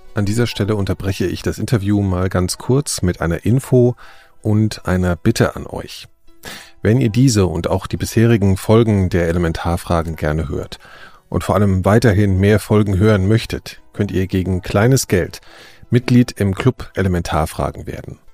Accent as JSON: {"language": "German", "country": "Germany", "tie": "born or raised there", "said": "im Westen, als ich zur Schule gegangen bin"}